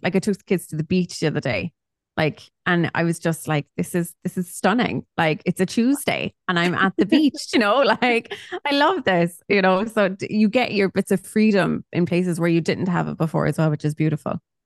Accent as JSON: {"language": "English", "town": "Cork", "region": "Munster", "country": "Ireland", "said": "I'm from Cork"}